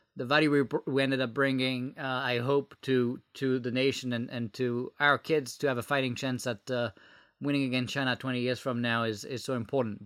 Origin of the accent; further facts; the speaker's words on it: France; English is a second language; moved away as an adult; now in United States; I was born in France and moved, uh, to the U S about, uh, twelve years ago.